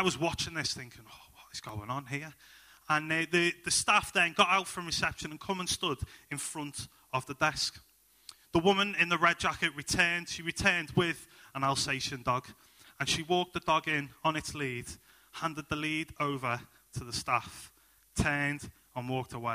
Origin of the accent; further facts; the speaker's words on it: Liverpool, North West England, United Kingdom; moved away as an adult; now in Halesowen, United Kingdom; I'm originally from Liverpool. My wife and I, we moved into Halesowen in the past 12 months